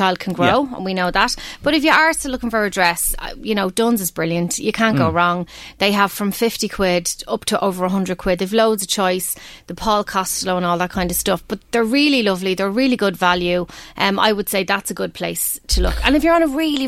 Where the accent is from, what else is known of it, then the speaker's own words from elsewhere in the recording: Ireland; We're Irish.